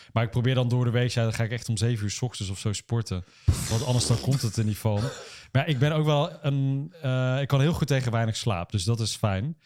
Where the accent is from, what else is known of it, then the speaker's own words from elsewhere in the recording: Uden, North Brabant, Netherlands; moved away as an adult; now in Nijmegen, Netherlands; ons mooie dorp in Brabant